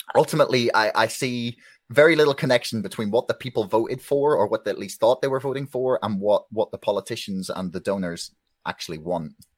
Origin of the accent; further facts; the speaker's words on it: Belfast, Northern Ireland, United Kingdom; I'm from Belfast, uh, Northern Ireland